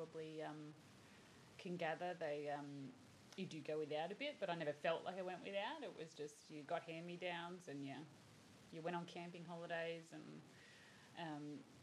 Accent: Caringbah, New South Wales, Australia; I was born down in Caringbah, down the Shire, and lived there until, I think I was about 27, maybe, lived down the Shire till.

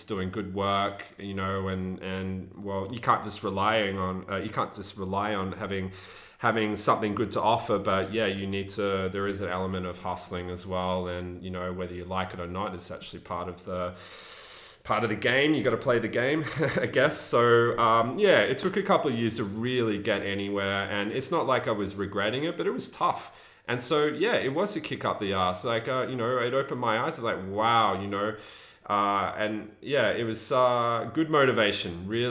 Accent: England, United Kingdom; born there; And, you know, I was born in England, so I was lucky enough to have a British passport.

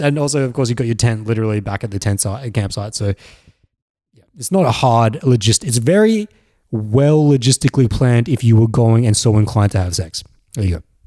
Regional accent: Australia; accent: very Australian; when I was growing up in Australia. It was mostly Australian blokes who sound like me, 'cause I have a very Australian accent

